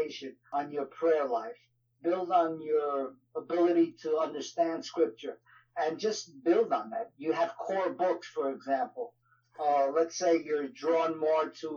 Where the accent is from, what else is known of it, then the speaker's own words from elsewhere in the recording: New York, United States; accent: New York; my wife kids me with my New York accent